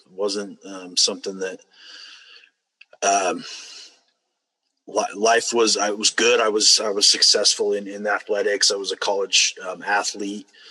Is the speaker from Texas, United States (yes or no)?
no; Utah, United States; I grew up here in Utah. Um, lived a couple other states throughout the way, but um, mostly here in Utah.